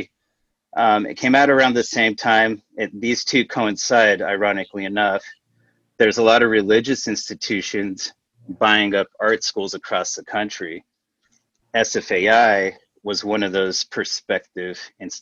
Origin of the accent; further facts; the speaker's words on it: South Texas, United States; I grew up in South Texas